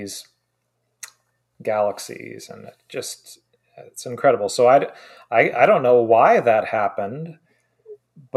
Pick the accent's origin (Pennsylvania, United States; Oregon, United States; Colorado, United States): Oregon, United States; Oregon coast, United States; I grew up on the Oregon coast for most of my childhood.